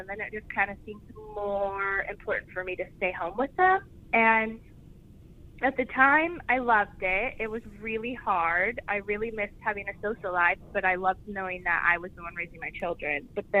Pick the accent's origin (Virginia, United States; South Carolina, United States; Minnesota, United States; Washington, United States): Washington, United States; outside Seattle; also born or lived in New York, United States / Los Angeles, United States; now in Vancouver; I was born outside Seattle.